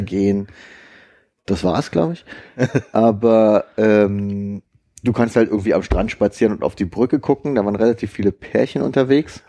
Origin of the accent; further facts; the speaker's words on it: Germany; ich bin aus Deutschland.